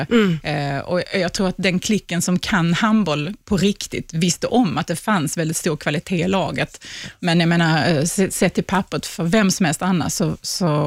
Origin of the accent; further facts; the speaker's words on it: Sweden; man förstår inte som svensk